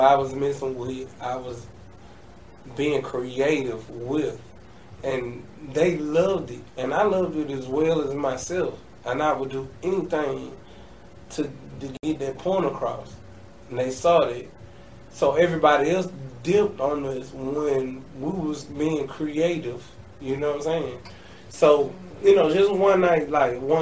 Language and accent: English; Atlanta, Georgia, United States; I'm a Grady baby